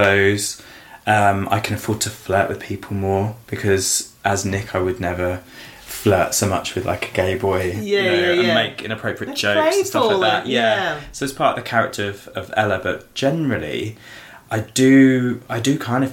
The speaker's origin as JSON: {"language": "English", "area": "Suffolk", "region": "East of England", "country": "United Kingdom", "tie": "born or raised there", "also_born_or_lived": "Essex", "said": "I was born in Essex but grew up in the countryside of Suffolk"}